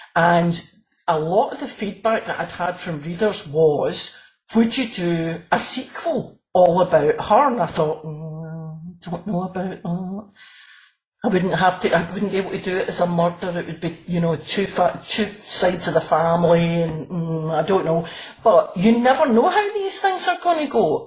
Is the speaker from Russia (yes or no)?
no; Glasgow, Scotland, United Kingdom; I'm from Glasgow